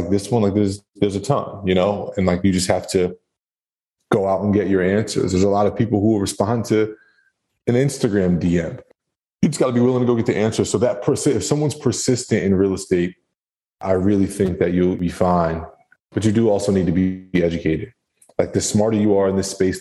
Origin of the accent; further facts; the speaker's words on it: New Jersey, United States; moved away as an adult; now in Tampa, United States; I'm from New Jersey